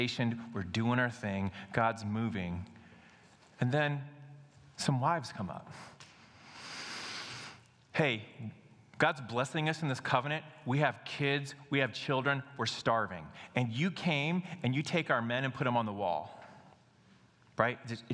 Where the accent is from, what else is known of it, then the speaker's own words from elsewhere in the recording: United States; We as American Christians